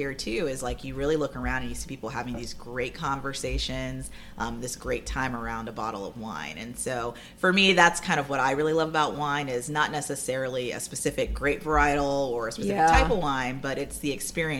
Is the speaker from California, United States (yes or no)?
no; Ohio, United States; now in Davidson, United States; I'm from Ohio